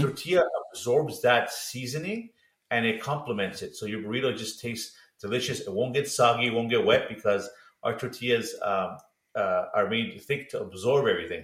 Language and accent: English; Los Angeles, California, United States; we grew up eating in Los Angeles